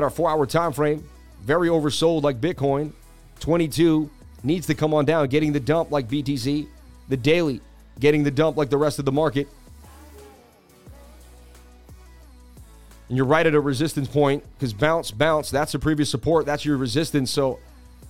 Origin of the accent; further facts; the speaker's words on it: Boston, Massachusetts, United States; moved away; also born or lived in New York City; I'm from Boston, baby, but I lived in New York City 20 years